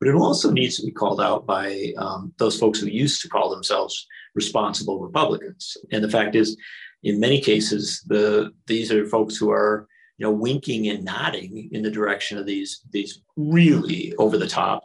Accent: Wisconsin, United States; Wisconsin, my home state

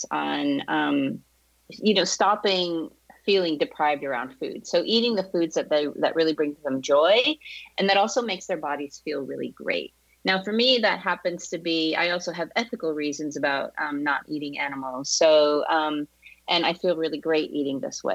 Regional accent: Boston, Massachusetts, United States; moved away as an adult; now in Southern California, United States; I'm from Boston originally

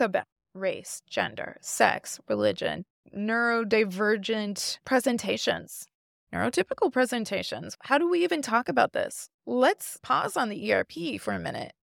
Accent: Midwest, United States; I grew up in the Midwest.

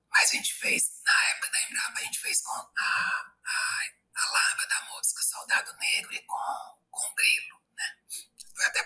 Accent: Piauí, Brazil; eu sou aqui do Piauí.

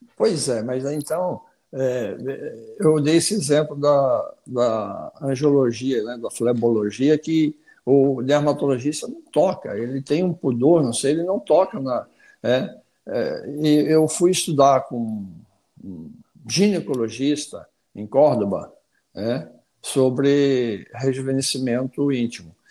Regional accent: Paraná, Brazil; moved away as an adult; also born or lived in Curitiba / Rio de Janeiro; now in Brasília, Brazil; eu sou paranaense, né? É, me formei em Curitiba, na Católica de Curitiba

